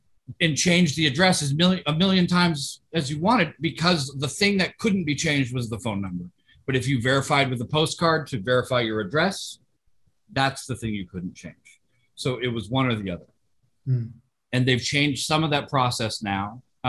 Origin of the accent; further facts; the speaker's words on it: Tokyo, Japan; I grew up in Tokyo, and you have to have your alien registration card on you at all times.